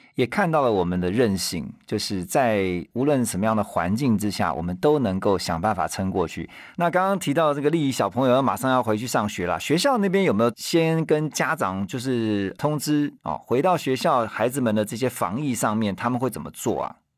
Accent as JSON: {"language": "Chinese", "country": "Taiwan", "said": "像我们台湾这边的话"}